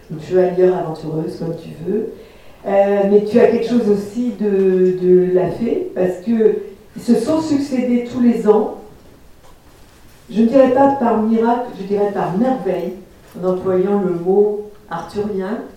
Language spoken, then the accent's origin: French; Lorient, Brittany, France; quand j'étais gamine à Lorient, dans mes milieux très démunis